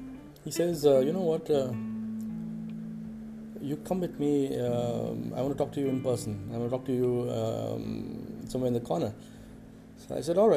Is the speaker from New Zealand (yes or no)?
no; India; I'm an Indian